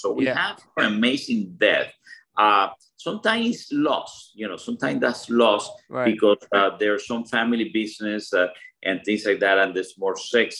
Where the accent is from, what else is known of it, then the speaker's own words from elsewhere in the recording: Cuba; moved away; what I learned, Will and Bear, is that, you know, I came from Cuba in a boat.